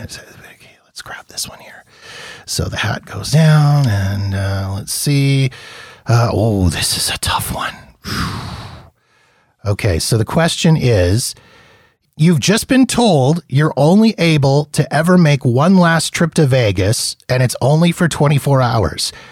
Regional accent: Manitoba, Canada; also born or lived in Saskatchewan / Ontario; now in Alberta, Canada; I grew up in Manitoba

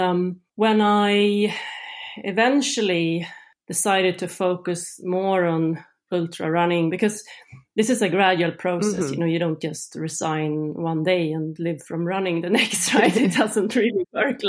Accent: Sweden; moved away as an adult; now in Norway; I grew up in Sweden

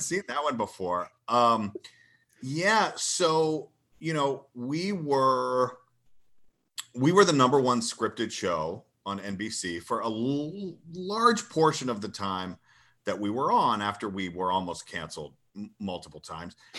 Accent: Athens, Georgia, United States; I grew up in Georgia and my, uh, my youth was spent in Athens

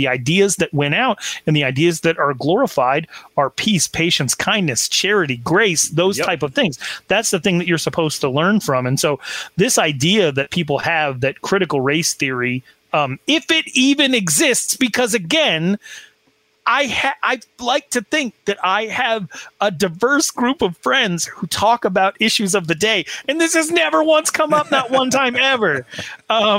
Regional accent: Sheridan, Wyoming, United States; My hometown, Sheridan, Wyoming

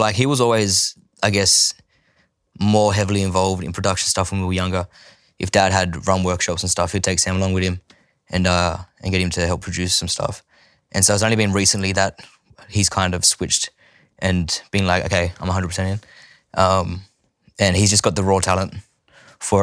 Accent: Sydney, New South Wales, Australia; also born or lived in Bowraville, New South Wales; growing up there, I spent, from when I was born to seven in Bowerville, and then we moved to Sydney for Dad's music. I spent from seven till fourteen in Sydney

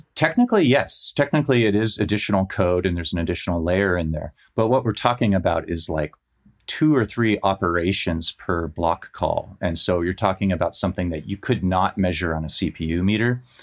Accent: Menlo Park, California, United States; moved away; also born or lived in San Francisco; I grew up in Menlo Park and I used to live in San Francisco

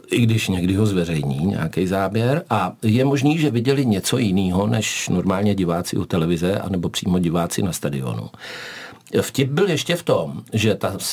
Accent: South Moravian Region, Czechia; když jsem se rodil, tak v naší porodnici malovali, takže mě taky vezli do Hodonína, protože jsem z Jižní Moravy.

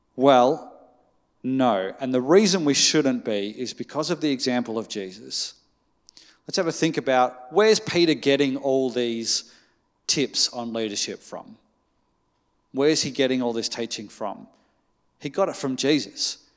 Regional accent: Australia; as an Australian

